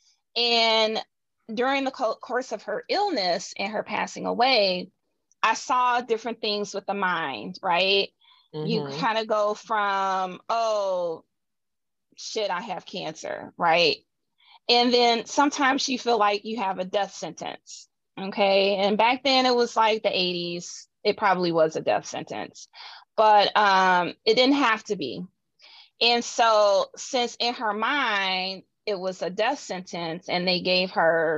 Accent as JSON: {"language": "English", "region": "Midwest", "country": "United States", "said": "I'm a Midwesterner, so we say things a certain way."}